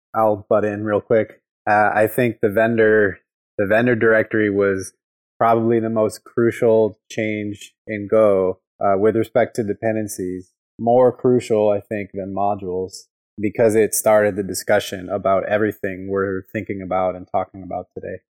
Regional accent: Chicago, Illinois, United States; moved away; I grew up in Chicago and then I moved here

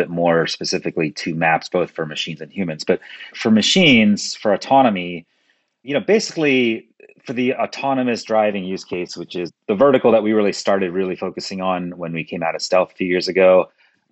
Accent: Kolkata, West Bengal, India; now in New York, United States; I was born in Kolkata, India. So we used to call Calcutta, India when I was there.

